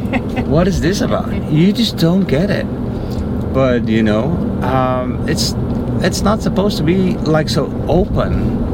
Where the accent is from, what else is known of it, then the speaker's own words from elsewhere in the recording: North Brabant, Netherlands; English is a second language; moved away as an adult; also born or lived in Mexico; now in United States; So I'm from the Netherlands.